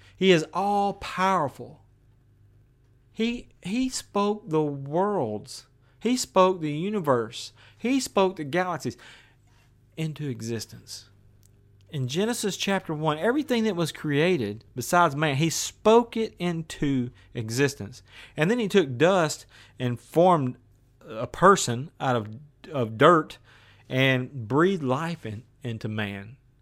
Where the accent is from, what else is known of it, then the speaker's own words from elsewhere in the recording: West Tennessee, United States; now in Maryville, Tennessee, United States; I'm from West Tennessee where there was beans and cotton.